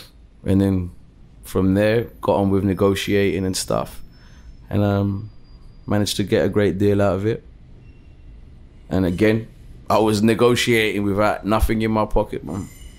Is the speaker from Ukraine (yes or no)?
no; Brixton, London, United Kingdom; I told him I was from Brixton.